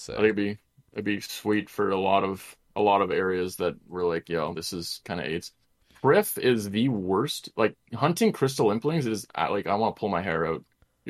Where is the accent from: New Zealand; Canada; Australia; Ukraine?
Canada; born in the Great White North